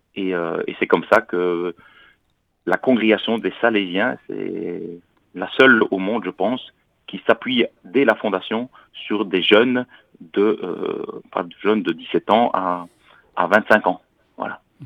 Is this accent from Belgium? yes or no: yes; Belgium; accent: Belgian; moved away as an adult; now in Paris, France; Vous entendez peut-être à mon accent que je suis euh, pas parisien, je suis belge